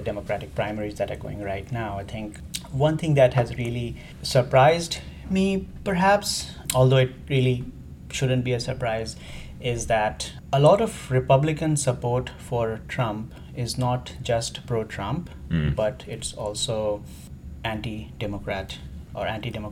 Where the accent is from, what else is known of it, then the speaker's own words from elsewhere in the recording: India; moved away as an adult; also born or lived in England / Middle East; I'm from India originally.